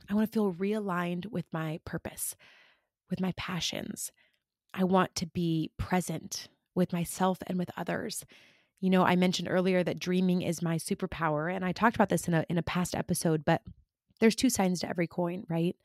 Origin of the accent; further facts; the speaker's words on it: California, United States; moved away; I grew up in California, and I live here again now